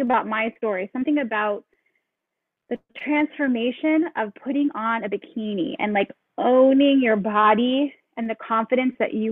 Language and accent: English; Seattle, Washington, United States; moved away as an adult; now in Hawaii, United States; We are from Seattle